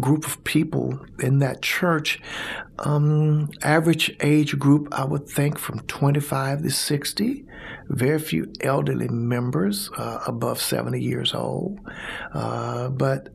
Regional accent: Brighton, Alabama, United States; also born or lived in Bessemer, Alabama / Birmingham, Alabama; I was born in Bessemer, Alabama, raised in Brighton

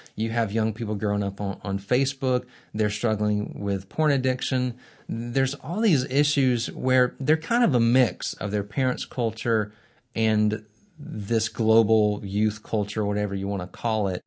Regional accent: Birmingham, Alabama, United States; I'm from Birmingham as well. Uh, not only did I go to Sanford and Beeson from Birmingham, I grew up in a Christian family on the northeast side of town

